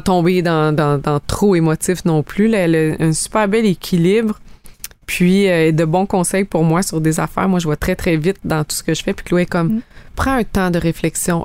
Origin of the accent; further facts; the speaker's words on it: Abitibi, Quebec, Canada; moved away as an adult; now in Estrie, Canada; je viens de l'Abitibi.